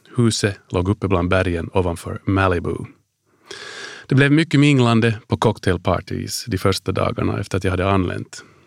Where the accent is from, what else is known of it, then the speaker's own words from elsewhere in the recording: Helsinki, Uusimaa, Finland; moved away as an adult; also born or lived in Washington DC, United States / Hanko, Finland / Ireland; Jag är född och uppvuxen på Drumsö i Helsingfors